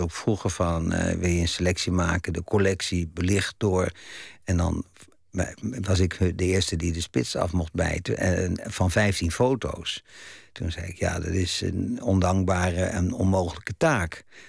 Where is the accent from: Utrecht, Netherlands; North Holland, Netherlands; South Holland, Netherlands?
South Holland, Netherlands; Dordrecht; Want ik woonde, heb ik mijn jeugd in Dort doorgebracht